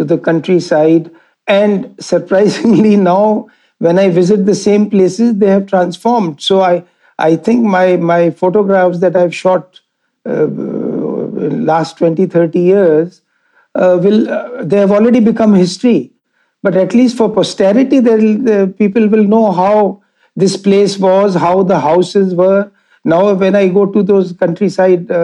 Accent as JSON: {"language": "English", "town": "Jaipur", "region": "Rajasthan", "country": "India", "tie": "born or raised there", "said": "I'm born and brought up in Rajasthan, in Jaipur."}